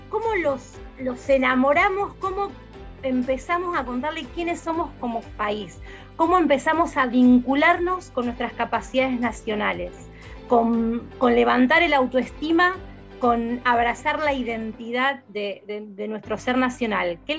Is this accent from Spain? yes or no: no; Argentina; quiénes somos como argentinos, qué valemos, qué es lo que hacemos.